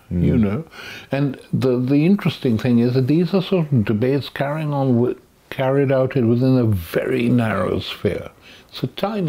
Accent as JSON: {"language": "English", "country": "Pakistan", "tie": "born or raised there", "moved": "yes", "lives_now": "United Kingdom", "said": "When I was young, growing up in Pakistan"}